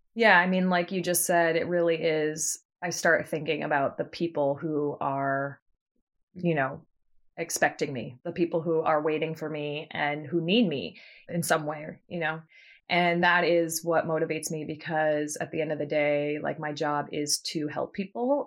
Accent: Martha's Vineyard, Massachusetts, United States; moved away as an adult; now in New York, United States; I grew up on Martha's Vineyard with Abby

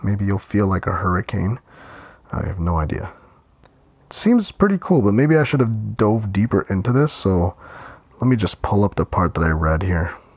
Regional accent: Ontario, Canada; my hometown

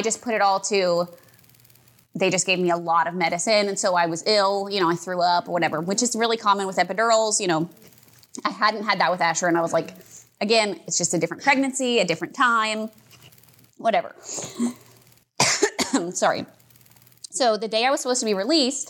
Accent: Houston, Texas, United States; I grew up in Kingwood, so like North Houston

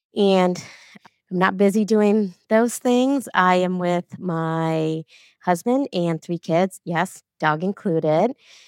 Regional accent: India; But I think being an Indian woman, that just comes naturally to me.

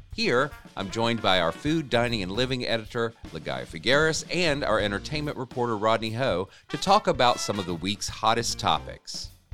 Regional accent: South Carolina, United States; now in Atlanta, United States; I grew up in South Carolina

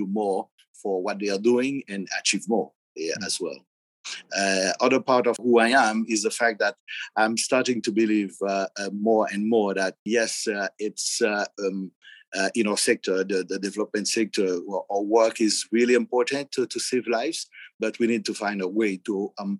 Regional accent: Haiti; I'm from Haiti. I'm living in Haiti

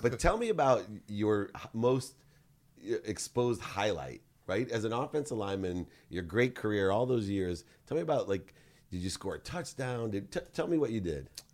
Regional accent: San Diego, California, United States; I grew up in San Diego

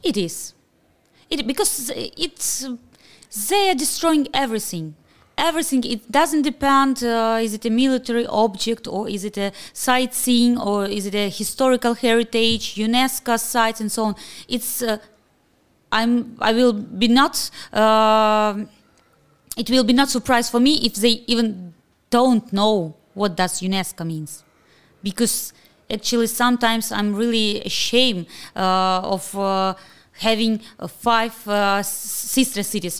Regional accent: Kharkiv, Kharkiv Oblast, Ukraine; I'm so proud that I'm from Kharkiv

